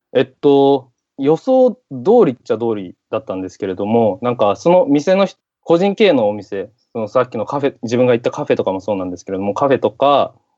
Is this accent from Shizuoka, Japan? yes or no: no; Sendai, Miyagi, Japan; now in United States; 地元で、地元の仙台なんですけれども、宮城の